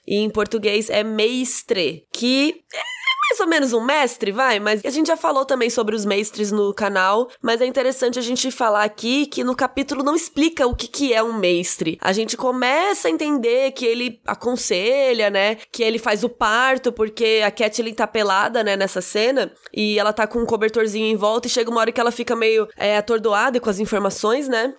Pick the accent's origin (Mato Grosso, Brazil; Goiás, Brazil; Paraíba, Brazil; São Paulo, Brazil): Mato Grosso, Brazil; Cuiabá; eu sou cuiabana